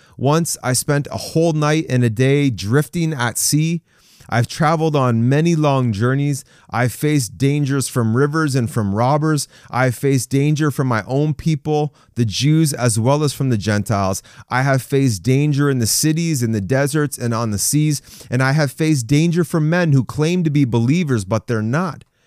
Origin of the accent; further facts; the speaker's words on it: Canada; I'm a Canadian